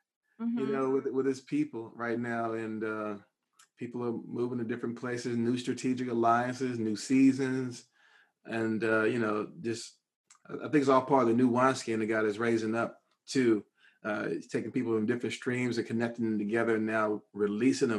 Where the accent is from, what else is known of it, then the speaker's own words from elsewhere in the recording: Fort Worth, Texas, United States; now in Dallas, United States; I'm from Fort Worth, Texas.